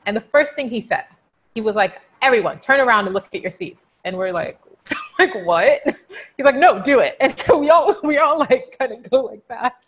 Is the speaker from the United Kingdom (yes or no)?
yes; United Kingdom; being British Nigerian